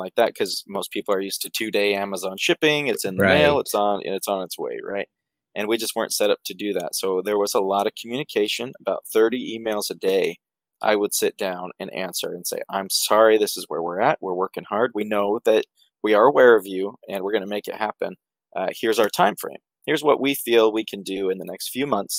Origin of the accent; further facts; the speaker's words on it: Idaho, United States; We moved back home. We're from Idaho. We moved back home